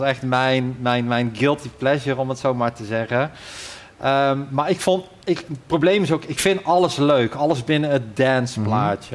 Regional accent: Ossendrecht, North Brabant, Netherlands; now in Hoogstraten, Belgium; ik kom eigenlijk uit, eh, uit West-Brabant, Ossendrecht

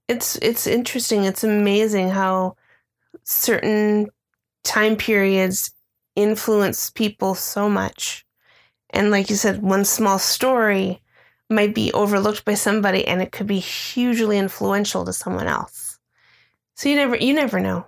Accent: Midwest, United States; now in Phoenix, United States; growing up in the Midwest

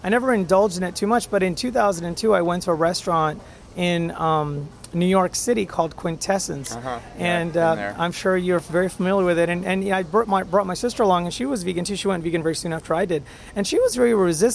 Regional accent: India; moved away; also born or lived in Europe; I'm originally from India

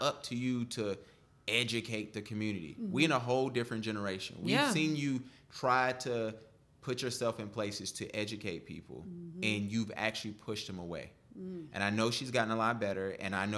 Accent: the South, United States; I grew up in the South, in the church.

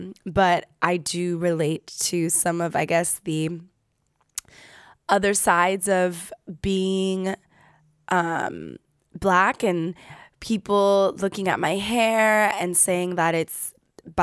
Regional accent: United States; growing up in America, I was around a lot of half-Black, half-Japanese families.

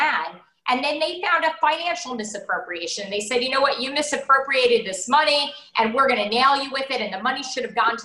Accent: Teaneck, New Jersey, United States; moved away; also born or lived in Florida; I grew up in New Jersey. I grew up in Teaneck.

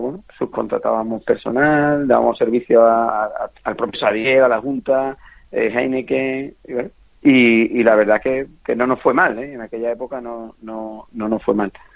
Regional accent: Villalba del Alcor, Andalusia, Spain; moved away as an adult; now in Seville, Spain; yo soy de Villaba del Alcor, de un pueblo de Huelva y, bueno, y desde pequeño he mamado eso. como yo digo, me he criado detrás de un mozador

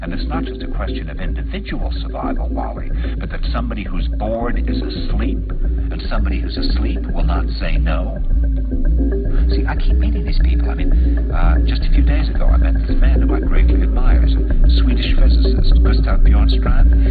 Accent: New York, United States; I said, "New York."

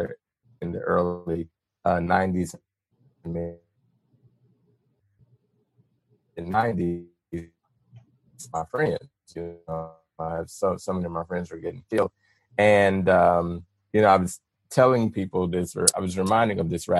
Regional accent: Little Rock, Arkansas, United States; moved away; I grew up in Little Rock

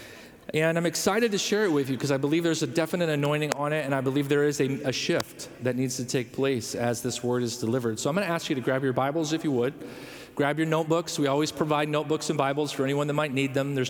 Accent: Rockford, Illinois, United States; moved away; I come from the Chicagoland area in a little area called Rockford. It's about 90 minutes north of Chicago.

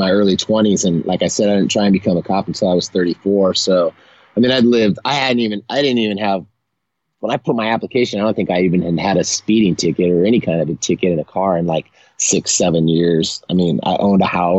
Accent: San Leandro, California, United States; I'm a East Bay Area boy. That's the San Francisco Bay Area. I was born in San Leandro, which is like in between Oakland and San Jose.

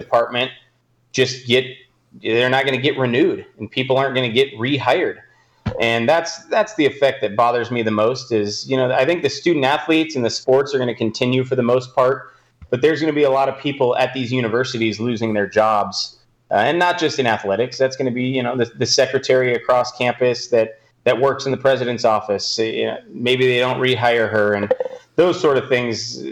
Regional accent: Southern California, United States; I am from Southern California

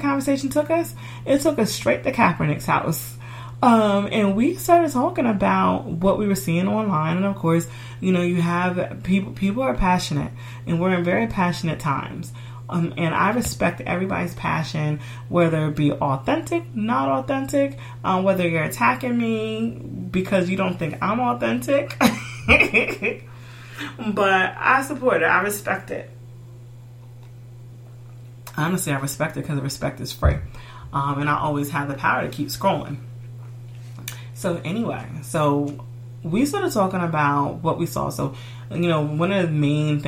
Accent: United States; I'm American and I'm black

